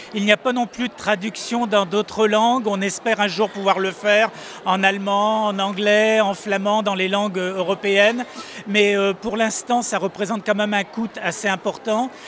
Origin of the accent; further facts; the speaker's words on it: Brittany, France; j'y suis né, ça fait donc un peu plus de 60 ans que, j'y vis